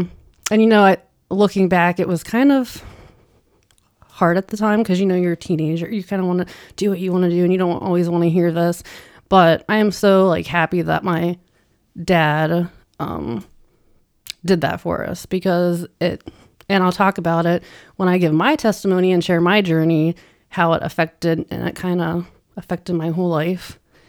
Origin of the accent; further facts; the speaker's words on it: Minerva, Ohio, United States; also born or lived in Navarre, Ohio; So Northeast Ohio, like a small country farm town. I think it's a town now. It has a couple lights. It's grown a lot, like, since I've lived there, but and we actually lived in Navarre, Ohio.